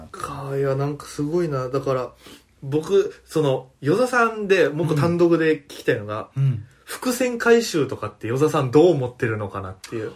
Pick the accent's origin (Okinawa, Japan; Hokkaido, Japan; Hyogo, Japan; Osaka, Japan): Okinawa, Japan; now in Tokyo, Japan; 僕は沖縄県の出身でございまして